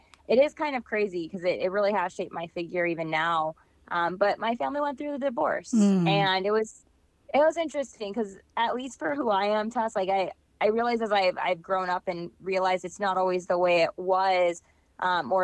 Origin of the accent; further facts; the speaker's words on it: Valley Center, California, United States; moved away as an adult; also born or lived in La Jolla, California / New York City; now in Minnesota, United States; I was born at Scripps Hospital, which is in La Jolla. Although most of my life I was in it's much bigger now, but it's called Valley Center. So Southern California